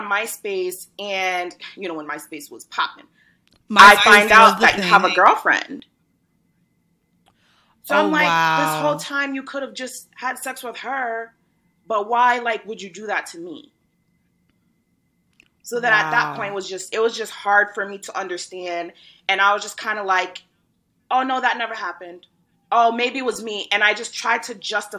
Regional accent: Rhode Island, United States; moved away as an adult; also born or lived in Brooklyn, New York; I was born in Brooklyn, but I was raised from 3.5 to like 6 months ago in Rhode Island.

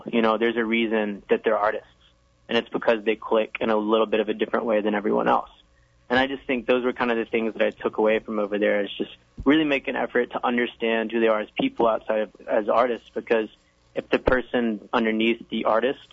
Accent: the South, United States; that I was from the South

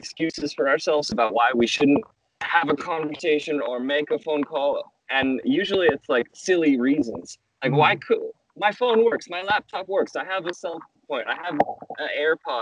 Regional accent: Las Vegas, Nevada, United States; I grew up in Las Vegas, big city

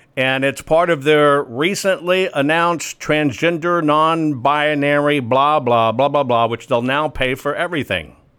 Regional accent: Arkansas, United States; I'm from Arkansas

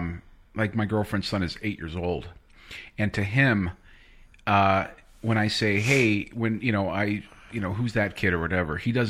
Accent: California, United States; also born or lived in Texas; now in Alberta, Canada; I come from, originally I'm from California, but I mean, the last 5 years where I was in Texas

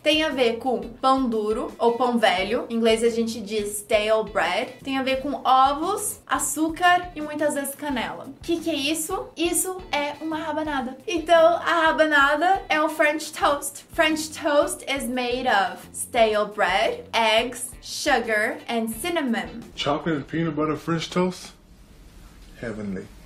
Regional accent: Brazil; Sou brasileira

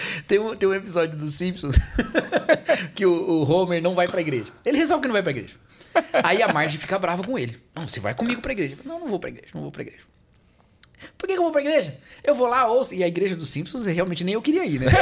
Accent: Brazil; Eu sou brasileiro com outros brasileiros

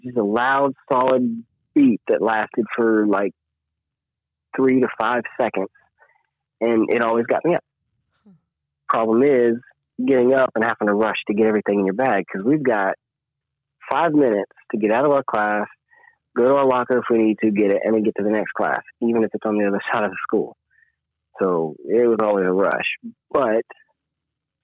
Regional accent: Paris, Tennessee, United States; I'm from Paris, they're like, "You're from France?" No, Paris, Tennessee

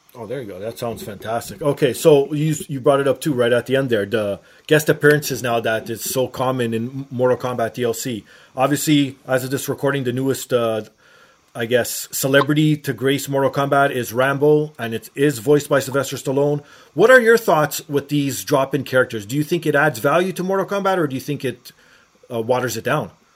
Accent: Toronto, Ontario, Canada; being from Toronto myself

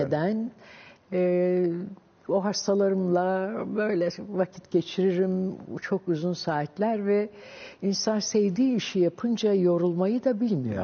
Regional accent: Ankara, Turkey; hep ben Ankaralıyım. Koyu Ankaralıyım zaten

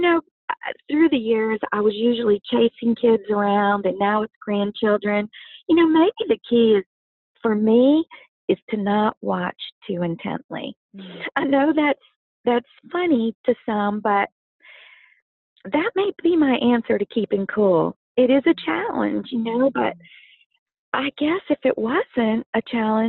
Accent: Louisiana, United States; growing up in Louisiana, I do have my favorites to cook.

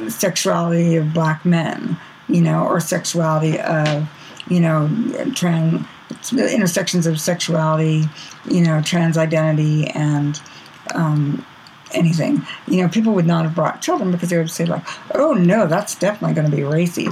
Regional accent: Bay Area, California, United States; I grew up in the Bay Area

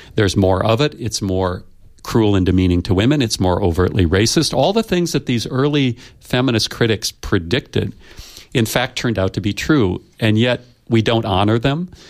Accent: United States; I come from the United States

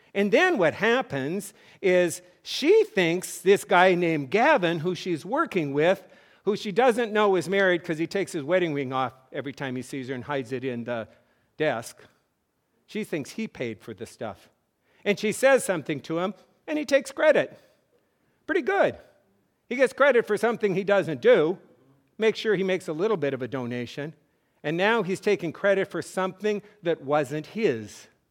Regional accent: North Dakota, United States; I grew up in North Dakota

